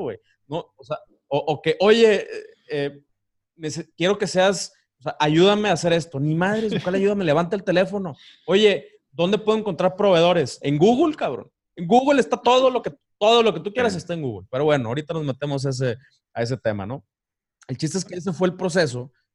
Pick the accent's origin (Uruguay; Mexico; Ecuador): Mexico; Ciudad Victoria, Tamaulipas; moved away as an adult; also born or lived in Cozumel; now in Playa del Carmen, Mexico; yo soy de Ciudad Victoria, Tamaulipas